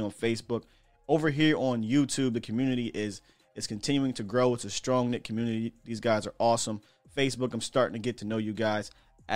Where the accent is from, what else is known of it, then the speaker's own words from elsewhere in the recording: Harrisburg, Pennsylvania, United States; I'm from Harrisburg